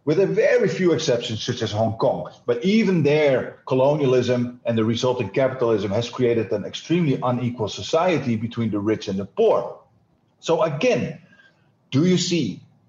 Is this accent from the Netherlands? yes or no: yes; Netherlands; I am Dutch